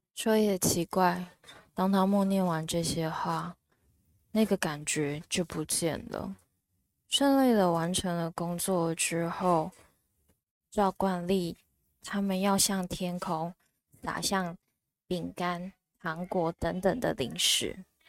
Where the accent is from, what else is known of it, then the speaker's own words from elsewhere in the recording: Taichung, Taiwan; 我的故乡台中